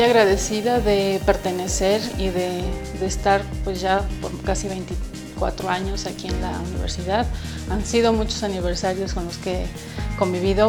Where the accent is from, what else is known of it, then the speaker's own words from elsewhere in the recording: Puebla, Mexico; como poblana